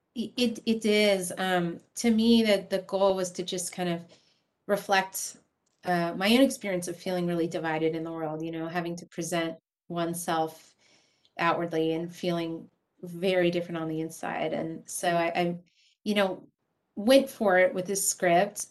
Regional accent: San Diego, California, United States; growing up in San Diego, California

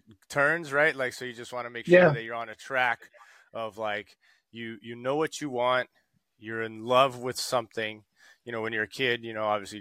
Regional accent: São Paulo, Brazil; also born or lived in Rio de Janeiro; I was born in Rio de Janeiro and raised in São Paulo

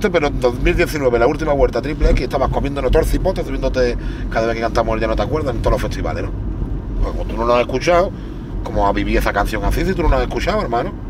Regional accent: Málaga, Andalusia, Spain; Yo soy el papi de Málaga

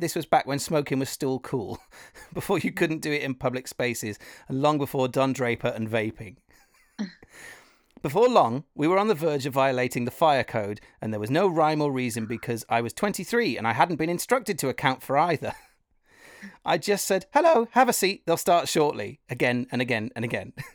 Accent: Wales, United Kingdom; I come from Wales, so it's kind of music and theatre and all that a part of it

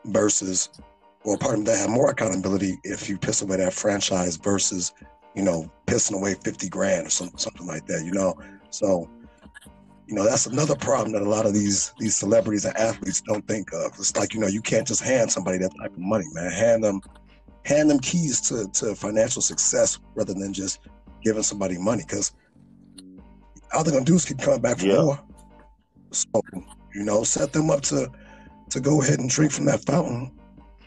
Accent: Chicago, Illinois, United States; I'm a true Chicago nigga

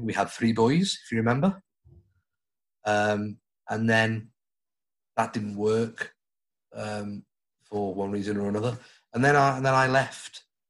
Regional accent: Stoke-on-Trent, West Midlands, United Kingdom; Home to me is Stoke.

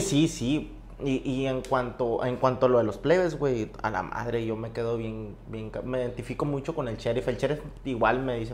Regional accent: Bacabachi, Sonora, Mexico; mi pueblo

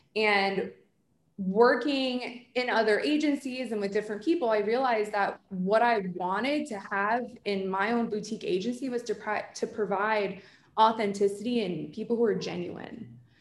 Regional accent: New Jersey, United States; I'm from Jersey

